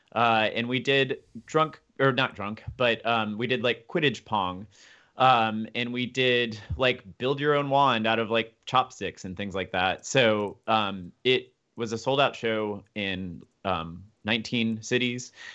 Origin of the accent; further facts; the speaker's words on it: Memphis, Tennessee, United States; now in Boston, United States; I'm from Memphis